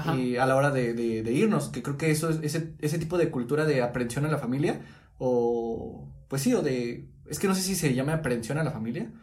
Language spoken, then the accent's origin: Spanish; Mexico; nosotros como, como mexicanos, yo creo que tenemos arraigada la cultura